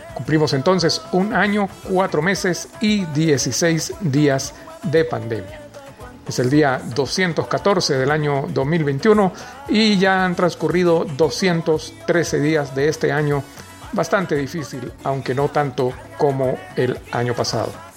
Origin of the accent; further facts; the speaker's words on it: Venezuela; also born or lived in Rubio, Táchira; aquí en la ciudad de Rubio, en el estado Táchira de nuestra amada y tantas veces golpeada Venezuela